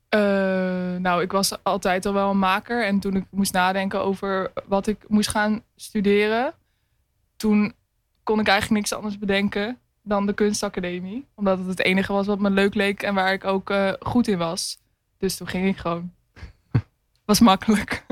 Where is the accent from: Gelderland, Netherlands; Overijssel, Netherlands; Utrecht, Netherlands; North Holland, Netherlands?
Utrecht, Netherlands; Hoogland; moved away as an adult; now in Rotterdam, Netherlands; ik ben geboren in Hoogland. Dat ligt naast Amersfoort